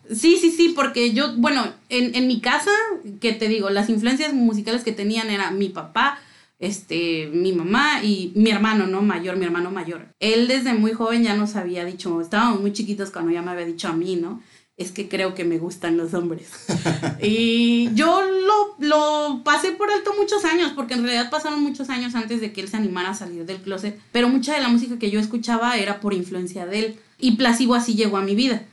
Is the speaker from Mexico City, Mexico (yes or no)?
yes; Mexico City, Mexico; soy de la Ciudad de México